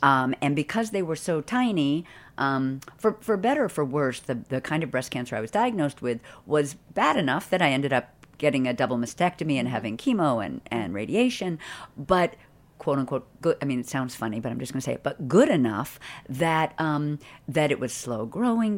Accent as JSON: {"language": "English", "town": "Boston", "region": "Massachusetts", "country": "United States", "tie": "born or raised there", "said": "I grew up in Boston"}